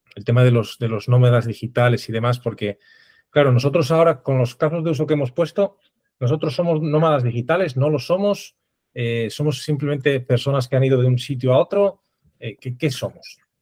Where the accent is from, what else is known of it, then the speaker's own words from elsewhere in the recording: Oviedo, Asturias, Spain; moved away as an adult; now in Madrid, Spain; ahora mismo estoy en, Madrid, pero soy originario de Oviedo